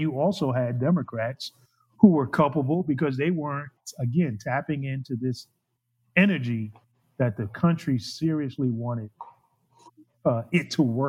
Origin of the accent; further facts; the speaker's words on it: the North, United States; So I'm from the North. I'm from the segregated North. You're from the segregated South.